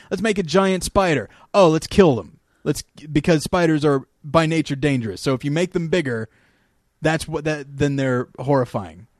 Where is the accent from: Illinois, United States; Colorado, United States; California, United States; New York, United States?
California, United States; California desert, United States; I was raised in the California desert